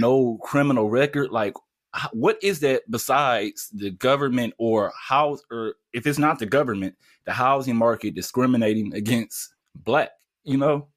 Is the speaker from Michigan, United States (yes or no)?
yes; Detroit, Michigan, United States; I grew up in Detroit